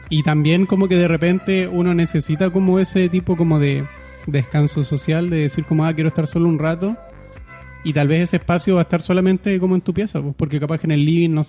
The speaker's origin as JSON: {"language": "Spanish", "country": "Chile", "also_born_or_lived": "Argentina", "said": "Pero cuando yo estaba en Argentina, para, para todos allá yo era el chileno, pues yo hablaba como chileno. Entonces como que quedé como en un punto medio en el que acá era el argentino y en Argentina era el chileno."}